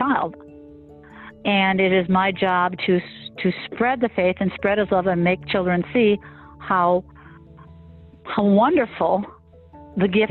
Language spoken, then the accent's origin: English; Manitowoc, Wisconsin, United States; I was raised by the nuns. I was taught by the Franciscan Sisters of Charity in Wisconsin, in Manitowoc, Wisconsin